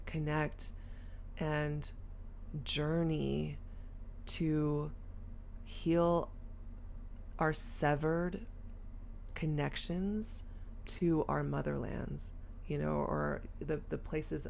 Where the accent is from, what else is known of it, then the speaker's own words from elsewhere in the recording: Texas, United States; growing up in Texas and being one of the few Asian kids in a very, very white neighborhood